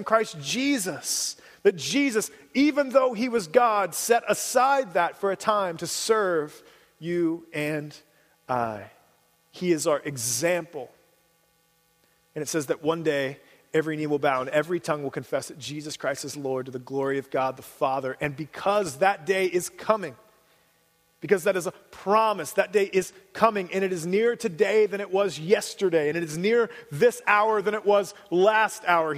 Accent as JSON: {"language": "English", "town": "Cincinnati", "region": "Ohio", "country": "United States", "tie": "born or raised there", "moved": "yes", "said": "I grew up in Cincinnati."}